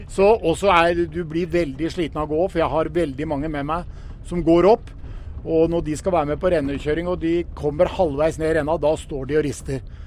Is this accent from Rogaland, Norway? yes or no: no; Rjukan, Vestfold og Telemark, Norway; Jeg er født og oppvokst på Rjukan